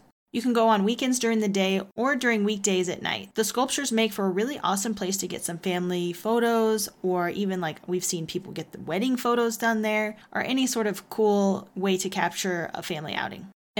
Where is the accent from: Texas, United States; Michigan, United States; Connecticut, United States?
Texas, United States; now in Colorado, United States; I grew up in Texas